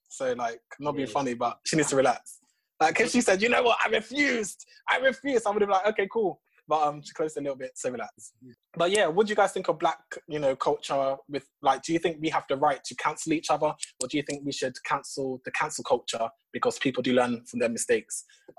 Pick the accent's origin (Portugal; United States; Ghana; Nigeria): Ghana; I'm Ghanaian dark skin, guys, and people did give it to us.